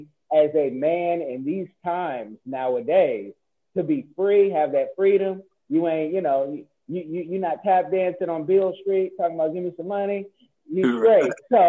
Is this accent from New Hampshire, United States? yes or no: no; the Bay Area, California, United States; You know, I'm from the Bay.